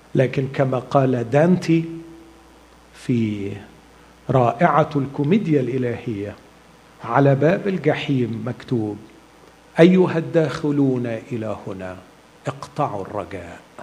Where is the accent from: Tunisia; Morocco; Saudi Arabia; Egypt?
Egypt; عندنا في مصر